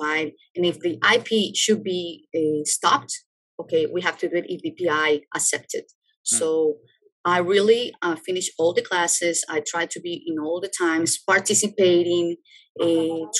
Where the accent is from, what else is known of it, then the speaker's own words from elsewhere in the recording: Ecuador; moved away as an adult; I'm from Ecuador